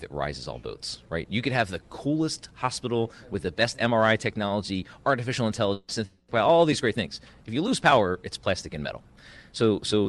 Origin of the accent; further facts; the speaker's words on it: Delaware County, Pennsylvania, United States; a Delco boy, so I was born and raised in Delaware County, just outside of Philadelphia.